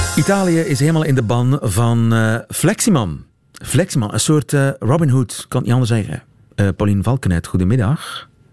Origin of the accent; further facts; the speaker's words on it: Oudenaarde, Flanders, Belgium; ik kom uit Oudenaarde, is niet zo ver daar vandaan